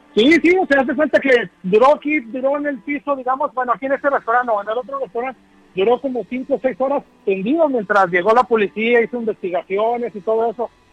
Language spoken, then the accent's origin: Spanish; Durango, Mexico; now in Chicago, United States; soy de Durango